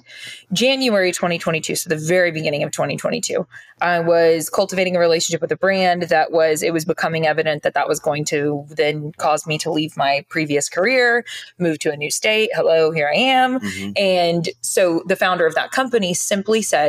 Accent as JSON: {"language": "English", "region": "Oklahoma", "country": "United States", "tie": "born or raised there", "also_born_or_lived": "Norman, Oklahoma", "moved": "as an adult", "said": "I grew up in Oklahoma, lived in Oklahoma until this last year and some change"}